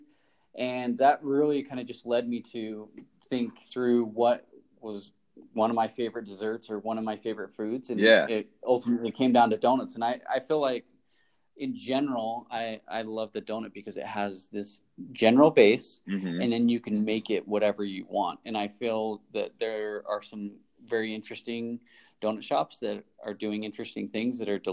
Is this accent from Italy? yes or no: no; Oakley, Utah, United States; I was raised in Oakley, Utah, which is east of Park City, about 20 minutes